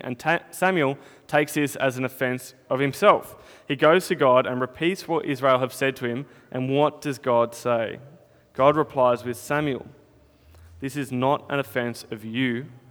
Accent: Northern Territory, Australia; now in Melbourne, Australia; when I was growing up in the Territory

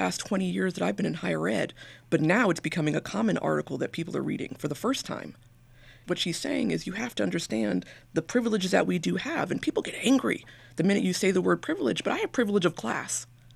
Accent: Brookline, Massachusetts, United States; moved away as an adult; also born or lived in Georgia / West Virginia / South Carolina / Washington, D.C.; I grew up in Brookline, Massachusetts, and my mother was a psychologist.

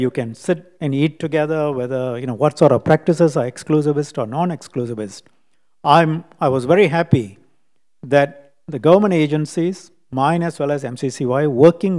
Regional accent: Singapore; lived experience of being a Singaporean.

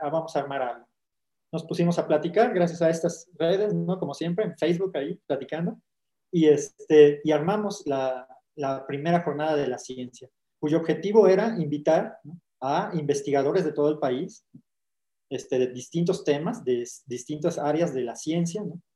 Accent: Huatusco, Veracruz, Mexico; yo soy de Sabanas

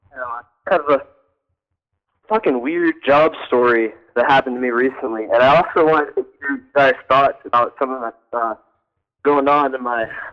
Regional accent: Augusta, Georgia, United States; I'm originally from Augusta

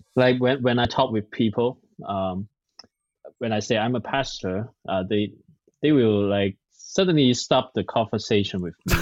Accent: Hong Kong; English is a second language; now in San Francisco, United States; I'm from Hong Kong. I'm a Chinese. Yeah, I speak Cantonese.

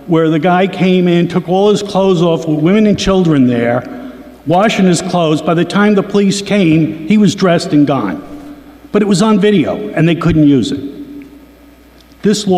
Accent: New York, United States; also born or lived in Albany; I was born in New York State.

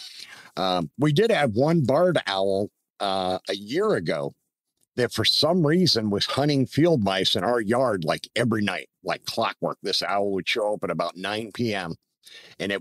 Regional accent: Troy, Pennsylvania, United States; also born or lived in Atlanta area; growing up in Pennsylvania

